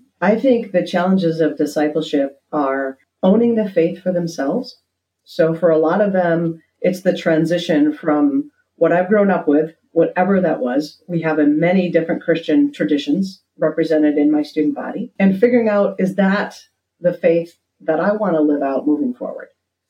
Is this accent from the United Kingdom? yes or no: no; Netherlands; What I try to do with my students is show them the faith that I learned growing up in Holland, which is a faith that is deep and nuanced and not afraid to ask the hard questions.